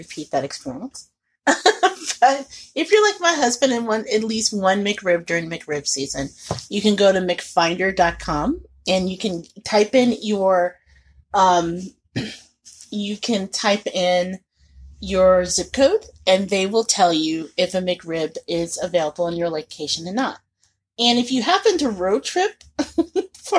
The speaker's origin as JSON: {"language": "English", "region": "Indiana", "country": "United States", "said": "I'm from Indiana"}